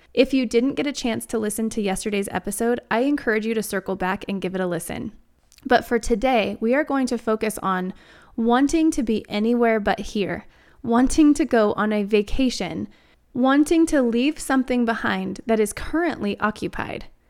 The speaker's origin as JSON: {"language": "English", "region": "Wyoming", "country": "United States", "tie": "born or raised there", "also_born_or_lived": "Arizona", "moved": "yes", "lives_now": "Denver, United States", "said": "growing up in Wyoming, I'm not a stranger to the cold"}